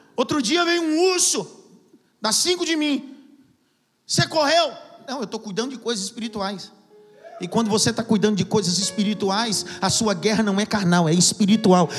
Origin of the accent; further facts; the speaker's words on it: Pernambuco, Brazil; eu sou do Pernambuco